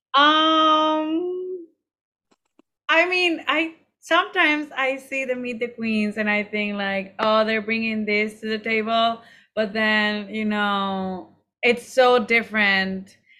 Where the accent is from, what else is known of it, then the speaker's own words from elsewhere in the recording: Monterrey, Nuevo León, Mexico; I am from Monterrey, which is, like, really close to Texas in the north.